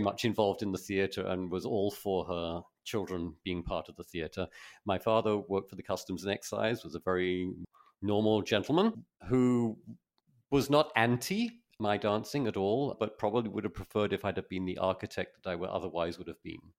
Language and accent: English; Folkestone, South East England, United Kingdom; I grew up in Folkestone